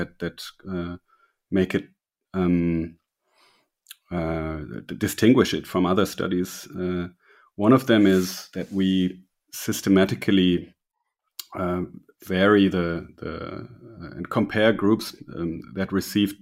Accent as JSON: {"language": "English", "country": "Germany", "also_born_or_lived": "Berlin", "said": "I'm from Germany. I live in Berlin"}